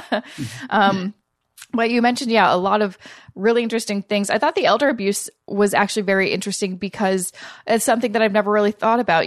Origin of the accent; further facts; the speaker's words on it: Canada; I'm Canadian